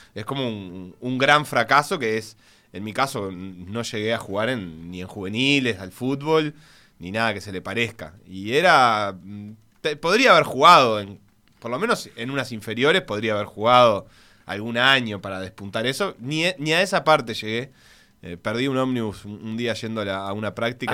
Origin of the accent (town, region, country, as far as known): Uruguay; born or raised there; also born or lived in Buenos Aires, Argentina